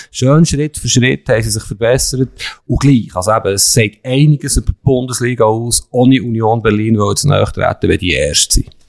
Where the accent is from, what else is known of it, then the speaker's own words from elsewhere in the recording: Bern, Switzerland; für mich als Berner.